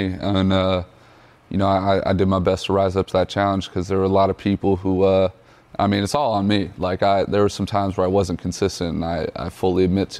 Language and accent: English; San Ramon, California, United States; moved away as an adult; now in Atlanta, United States; I grew up in the East Bay in the Bay Area, Northern California, a little town called San Ramon.